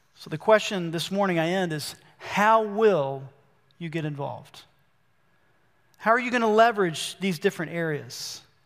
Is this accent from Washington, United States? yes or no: no; Albany, Georgia, United States; I was born in Albany, Georgia.